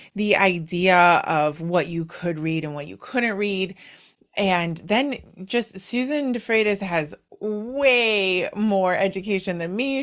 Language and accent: English; Wisconsin, United States; moved away; I am from your neighboring state. I'm from Wisconsin, but yeah, haven't been there in a while.